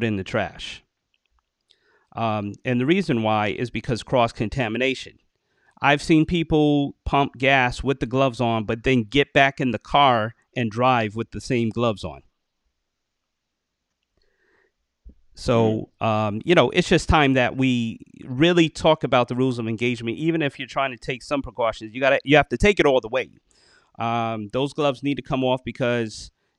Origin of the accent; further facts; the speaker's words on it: New York, United States; I'm from New York